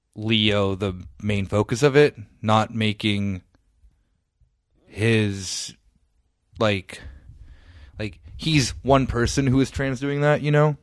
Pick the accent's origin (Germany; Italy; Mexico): Italy; moved away; my home country